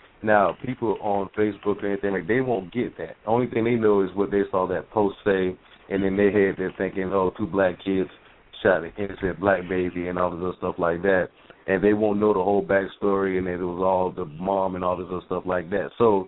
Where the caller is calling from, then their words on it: Lakeland, Florida, United States; I'm calling from Lakeland, Florida.